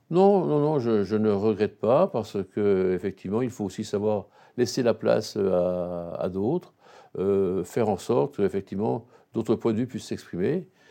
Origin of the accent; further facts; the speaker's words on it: Besançon, Bourgogne-Franche-Comté, France; je suis un Byzantin, je suis né à Besançon, et je reste à Besançon, c'est ma ville